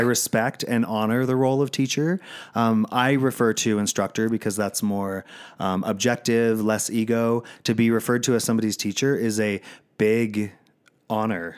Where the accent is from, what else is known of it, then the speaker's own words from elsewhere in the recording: Virginia, United States; I grew up in Virginia.